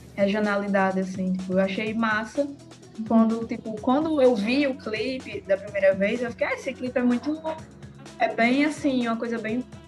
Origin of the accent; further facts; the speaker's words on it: Rio Grande do Norte, Brazil; a gente é de, do Rio Grande do Norte